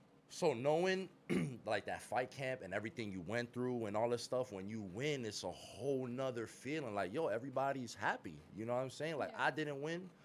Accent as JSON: {"language": "English", "region": "Florida", "country": "United States", "also_born_or_lived": "New York", "said": "I'm a Florida boy"}